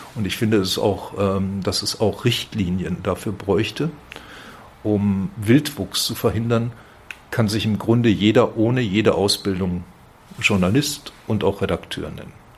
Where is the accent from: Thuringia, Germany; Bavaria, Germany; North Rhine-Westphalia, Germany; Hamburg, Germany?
North Rhine-Westphalia, Germany; Werl; accent: Westphalian; moved away as an adult; also born or lived in Bielefeld / Frankfurt; now in Fulda, Germany; Ich bin gebürtiger Westfale, mhm. werde das nie ganz ablegen